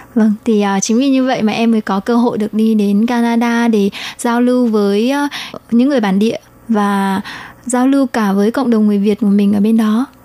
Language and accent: Vietnamese; Vietnam; now in Taiwan; em đến từ Việt Nam mà sang Đài Loan sinh sống cũng như học tập